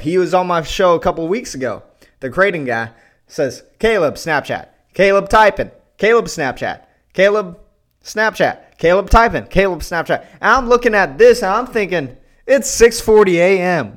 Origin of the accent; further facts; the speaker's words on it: Pflugerville, Texas, United States; I was from the Austin area, from Pflugerville, Texas, spelled PF